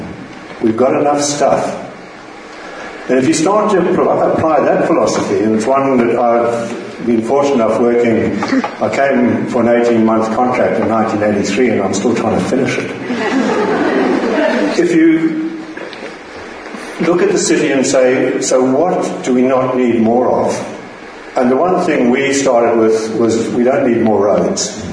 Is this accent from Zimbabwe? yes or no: yes; Zimbabwe; moved away as an adult; also born or lived in Cape Town, South Africa; now in Melbourne, Australia; I was born in Zimbabwe